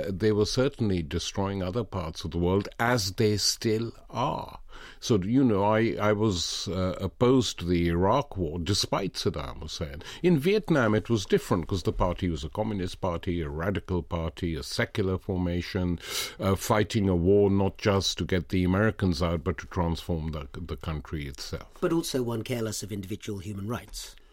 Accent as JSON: {"language": "English", "town": "Lahore", "region": "Punjab", "country": "Pakistan", "tie": "born or raised there", "said": "Growing up in Asia as I was, my first memory of going to a political event was the May Day meeting in Lahore organized by trade unions and the left in 1949"}